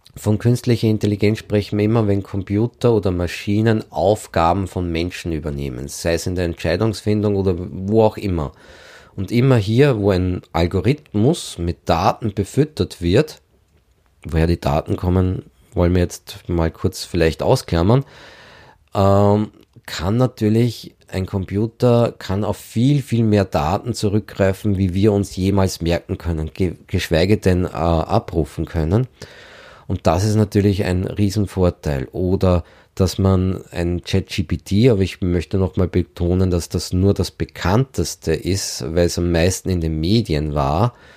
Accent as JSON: {"language": "German", "region": "Lower Austria", "country": "Austria", "said": "ich bin Niederösterreicher"}